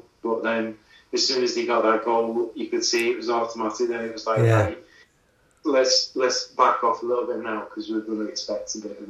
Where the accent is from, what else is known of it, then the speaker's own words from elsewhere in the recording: England, United Kingdom; even though I'm English